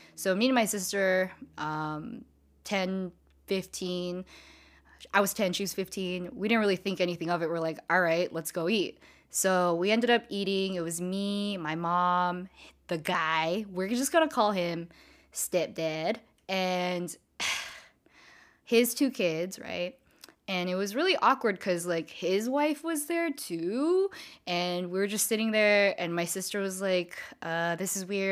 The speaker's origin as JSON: {"language": "English", "town": "San Diego", "region": "California", "country": "United States", "tie": "born or raised there", "also_born_or_lived": "Diamond Bar, California", "said": "I moved to San Diego when I was around nine-ish, ten-ish years old"}